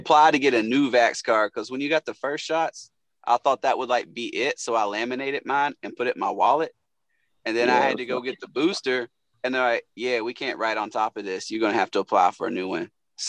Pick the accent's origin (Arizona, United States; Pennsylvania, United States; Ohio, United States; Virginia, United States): Virginia, United States; Marion; now in Chicago, United States; I'm from a little town called Marion, Virginia. Ain't nobody know where that is, but Billy Wagner from there, Hall of Fame snub. I live in Chicago now, but yeah, I'm from the Commonwealth, man.